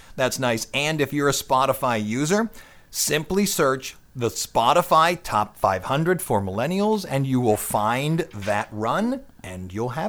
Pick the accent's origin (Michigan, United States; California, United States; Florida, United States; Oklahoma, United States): California, United States; I'm from California.